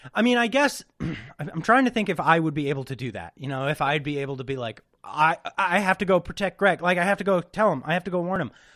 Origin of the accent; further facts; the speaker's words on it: West Coast, United States; super from the West Coast. Like I'm like super West Coast. You can't get much more West Coast than me.